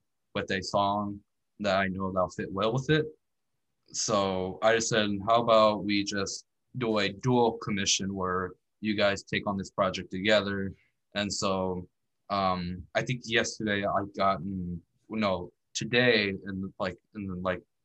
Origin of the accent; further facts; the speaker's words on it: the Valley, Texas, United States; She's from Texas, where I'm from. I'm in from the Valley